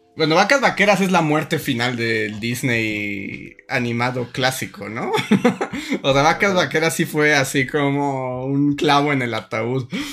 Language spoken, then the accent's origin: Spanish; Mexico; somos mexicanos